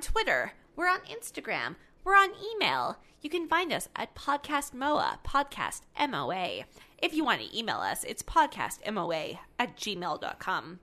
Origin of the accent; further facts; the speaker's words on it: Canada; we're Canadian